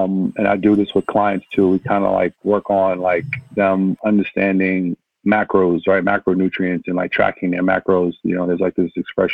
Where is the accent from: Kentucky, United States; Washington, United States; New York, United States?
New York, United States; New York City; also born or lived in Manhattan; Yeah, I'm born in Manhattan, literally born in Manhattan, raised in Brooklyn